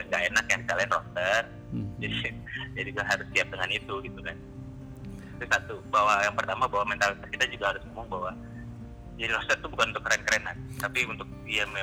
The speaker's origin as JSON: {"language": "Indonesian", "region": "Java", "country": "Indonesia", "said": "walaupun saya sebagai orang Jawa, saya juga kadang-kadang masih kaget"}